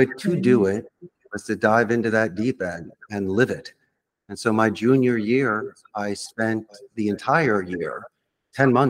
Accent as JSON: {"language": "English", "town": "Philadelphia", "region": "Pennsylvania", "country": "United States", "tie": "born or raised there", "moved": "as an adult", "said": "where I grew up in Philadelphia"}